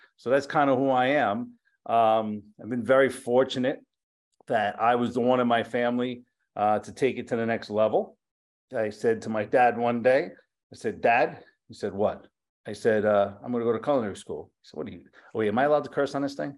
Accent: Yonkers, New York, United States; also born or lived in Bronx; my family's all from the Bronx. I grew up in Yonkers

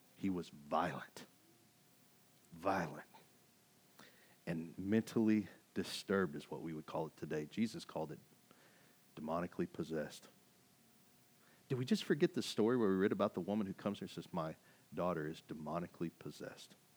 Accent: Kaufman, Texas, United States; moved away as an adult; I came from Kauffman, Texas, in Podunville, U S A. I graduated with seventy-five people

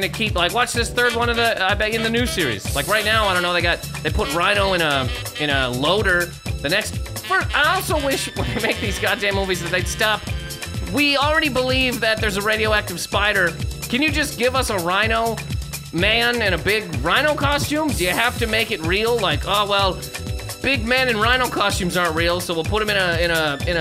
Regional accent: Canada; I'm from Canada.

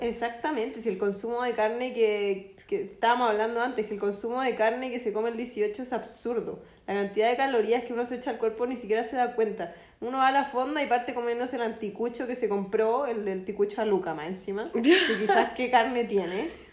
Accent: Chile; nosotros como chilenos

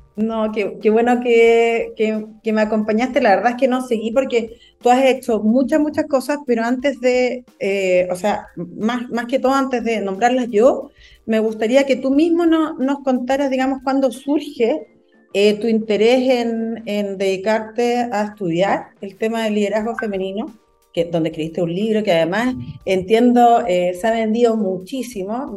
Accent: Antofagasta, Chile; also born or lived in Calama; yo soy de Antofagasta, eh, región minera por excelencia, además, viví en Calama

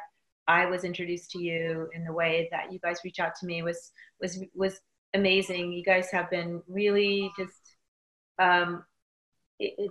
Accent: Inglewood, California, United States; I was born and raised in Inglewood, California.

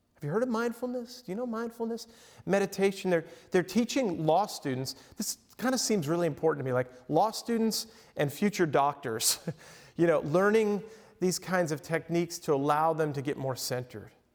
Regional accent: Long Island, New York, United States; also born or lived in Lake Michigan coast; now in Michigan, United States; I grew up on Long Island in New York

